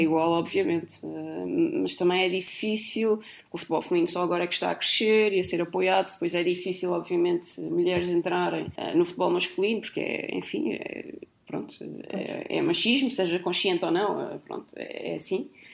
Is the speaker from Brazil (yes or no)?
no; Azores, Portugal; moved away; nasci nos Açores